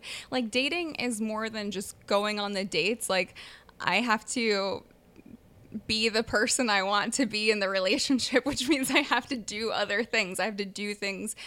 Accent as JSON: {"language": "English", "region": "South Florida", "country": "United States", "moved": "yes", "lives_now": "Los Angeles, United States", "said": "I'm from Florida, South Florida"}